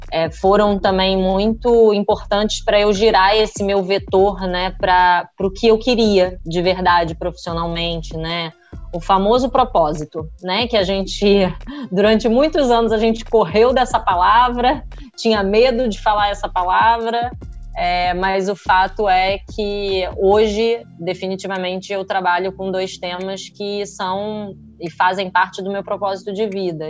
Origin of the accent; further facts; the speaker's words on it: Rio de Janeiro, Brazil; sou do Rio